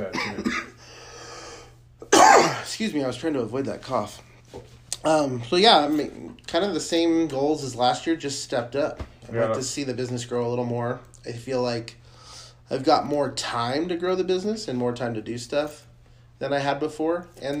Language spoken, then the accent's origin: English; United States; I'm an American.